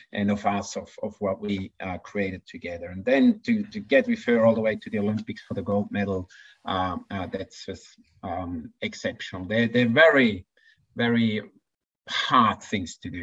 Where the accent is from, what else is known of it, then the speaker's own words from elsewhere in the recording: Switzerland; moved away as an adult; now in Queensland, Australia; I could have gone as a Swiss coach with my athletes